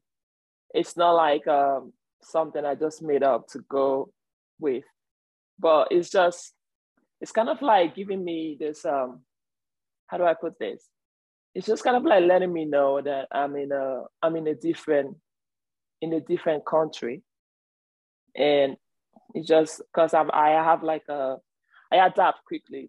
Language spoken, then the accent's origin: English; Lagos, Nigeria; moved away as an adult; also born or lived in Oklahoma / Oakland University, Michigan; now in United States; I'm from Nigeria, Lagos, Nigeria